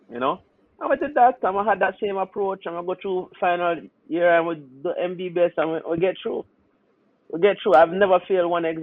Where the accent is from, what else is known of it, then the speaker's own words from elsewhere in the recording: Trinidad & Tobago; a couple of the doctors, are guys that I, I grew up with in Trinidad, Jamaicans.